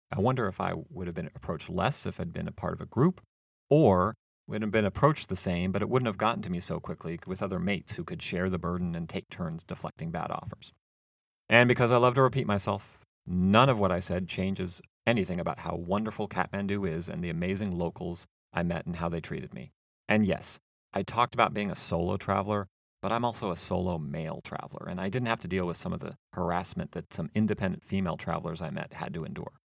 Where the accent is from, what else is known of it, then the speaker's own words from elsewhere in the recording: Seattle, Washington, United States; moved away as an adult; also born or lived in California / Arlington, Virginia; I'm from the west coast of the United States, growing up in the Seattle area and going to school later and living in California